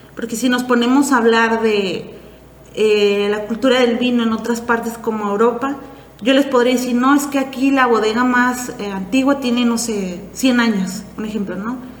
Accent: Valle de Guadalupe, Baja California, Mexico; also born or lived in Puerto Vallarta; vengo de Valle Guadalupe

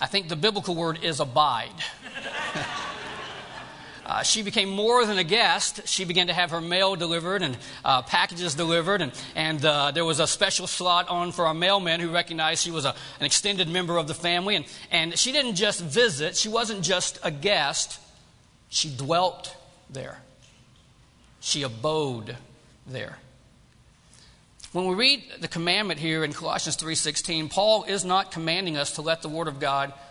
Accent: Georgia, United States; moved away as an adult; also born or lived in Tennessee; now in California, United States; I grew up in Georgia.

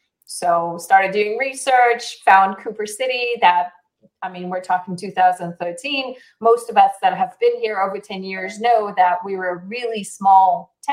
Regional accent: Israel; also born or lived in South Africa / Argentina / United States; back in the day in 1978, I was born in Israel, raised somewhat in Israel, South Africa, Argentina, the U.S., moved back to Israel

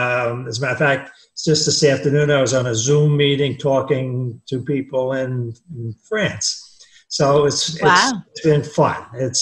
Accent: New Jersey, United States; moved away as an adult; also born or lived in San Diego, California / Florence, Oregon; now in Sarasota, United States; I'm 86. I grew up in New Jersey. I went to college in Staten Island. I was in the Army for 2 years.

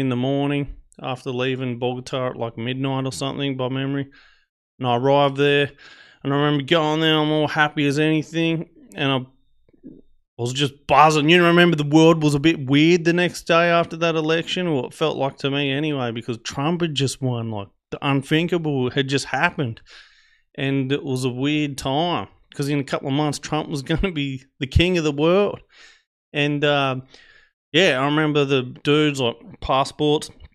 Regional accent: Australia; I'm Australian

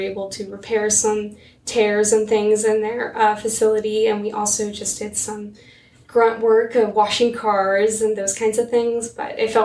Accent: Jasper, Missouri, United States; I'm from Jasper, Missouri

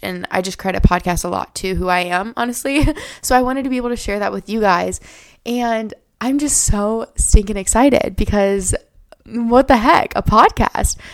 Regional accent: Iowa, United States; I live in Iowa. I was born and raised here. Lived here my whole life.

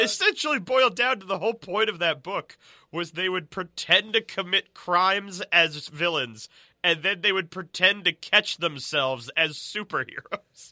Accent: United States; we grew up outside of New York

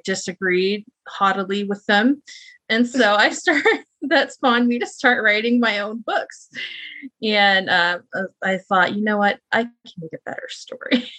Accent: Midwest, United States; I am born and raised in the Midwest.

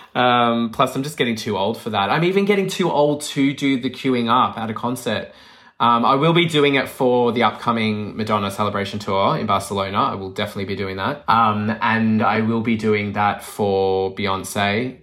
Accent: Melbourne, Victoria, Australia; moved away; I'm from Melbourne

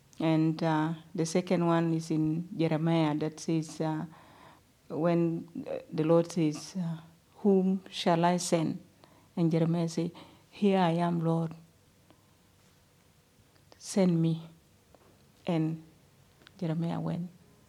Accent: Sudan; moved away; especially in Uganda when I was out from Sudan.

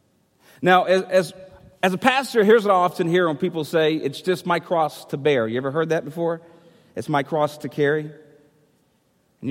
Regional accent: United States; I'm American

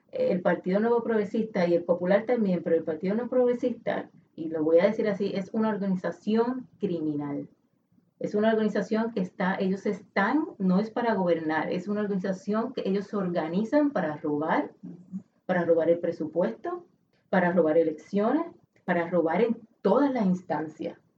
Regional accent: Puerto Rico; Este es un asunto que a mí como, como puertorriqueña me avergüenza.

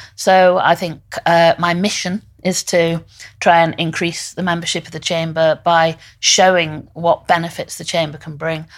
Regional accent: Liverpool, North West England, United Kingdom; I, I'm from Liverpool. I went to Waite University and Law College and I came back

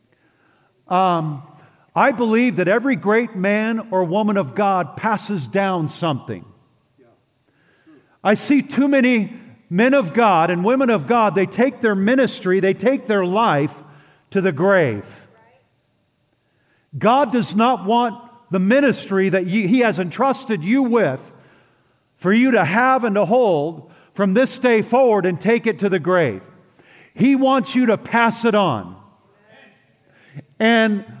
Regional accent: Oroville, California, United States; I was raised in Northern California, Oroville, California

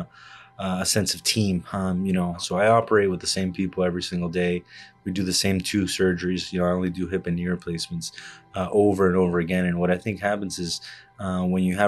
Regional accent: Miami, Florida, United States; moved away as an adult; also born or lived in Havana, Cuba / Chicago; now in New Jersey, United States; I was born in Havana, Cuba, and I grew up in Miami

